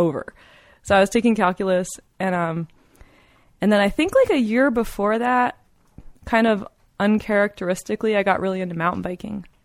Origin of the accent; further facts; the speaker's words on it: East Coast, United States; moved away as an adult; also born or lived in Colorado; I was from the East Coast